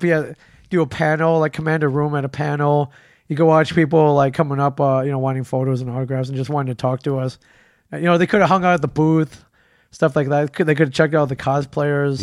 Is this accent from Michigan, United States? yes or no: yes; Detroit, Michigan, United States; moved away; it was my hometown con. I grew up there